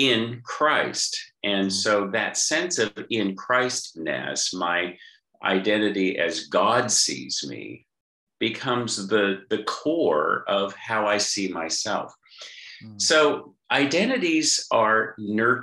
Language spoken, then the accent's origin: English; Southern California, United States; now in Australia; I live in Australia, but I'm from Southern California